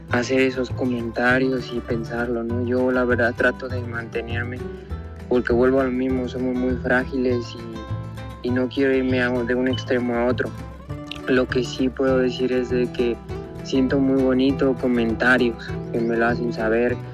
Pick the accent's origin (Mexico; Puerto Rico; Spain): Mexico; Morelia, Michoacán; Se ha anunciado la corrida de aquí de mi tierra en Morelia en febrero